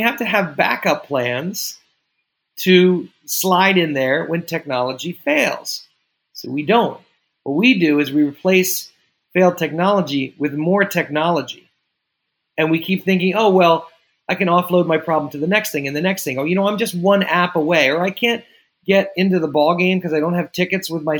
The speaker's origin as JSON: {"language": "English", "region": "New York", "country": "United States", "said": "as a New Yorker"}